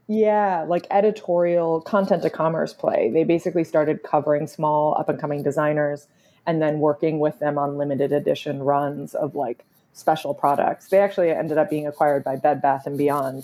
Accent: Vancouver, British Columbia, Canada; But I am also Canadian. I grew up in Vancouver, British Columbia

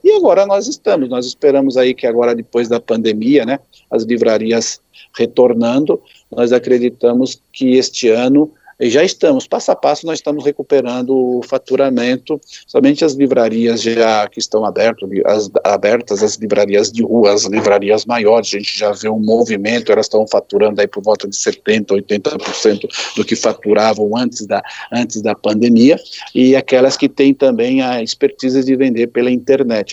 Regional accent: Brazil

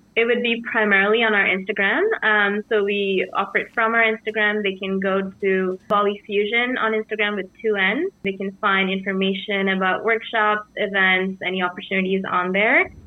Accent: Sri Lanka; moved away; I'm from Sri Lanka and I'm from central, central country.

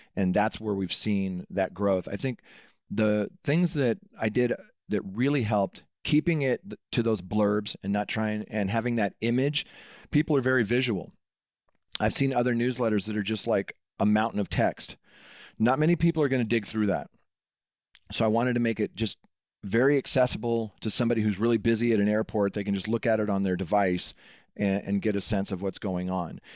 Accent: Seattle, Washington, United States; I grew up in Seattle

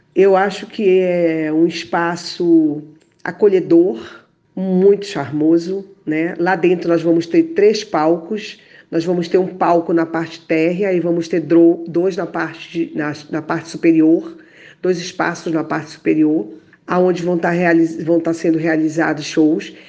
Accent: Pará, Brazil; Eu sou paraense

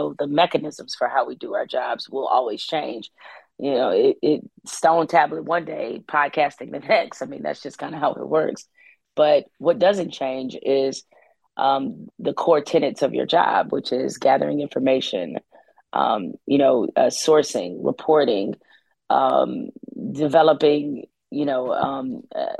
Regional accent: Detroit, Michigan, United States; also born or lived in East Lansing, Michigan; born and raised in Detroit, but grew up at Michigan State

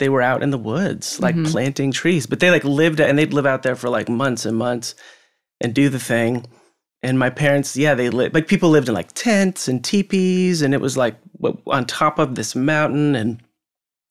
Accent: Pacific Northwest, United States; moved away as an adult; now in Nashville, United States; grew up in the Pacific Northwest.

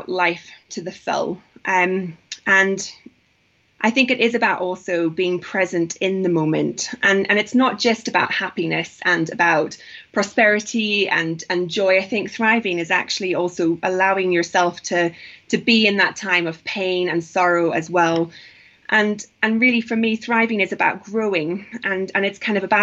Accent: Northern Ireland, United Kingdom; also born or lived in London; now in Nairobi, Kenya; I'm from Northern Ireland

